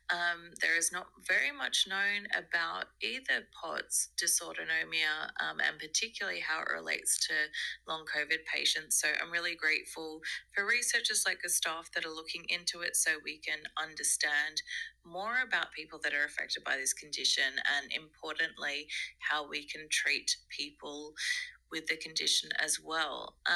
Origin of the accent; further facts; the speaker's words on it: Australia; now in South Africa; I am Australian, but I live in South Africa.